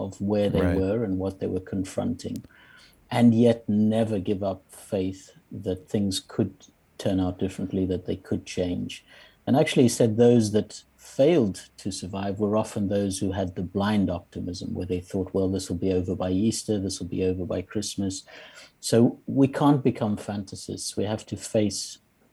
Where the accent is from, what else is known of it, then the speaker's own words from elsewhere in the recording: South Africa; moved away; also born or lived in Zimbabwe; I grew up and lived many years in South Africa.